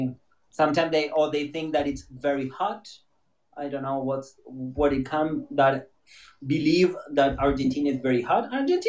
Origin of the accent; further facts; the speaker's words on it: Chicago, Illinois, United States; I hear you're an accent. Where are you from? I'm from Chicago. That's what I say.